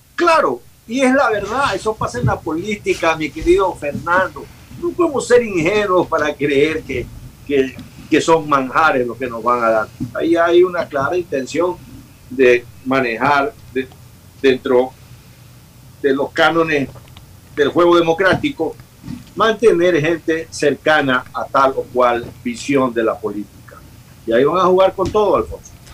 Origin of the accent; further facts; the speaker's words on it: Bahía de Caráquez, Manabí, Ecuador; moved away; la ciudad donde yo nací, que la acabo de visitar, en Valle de Caracas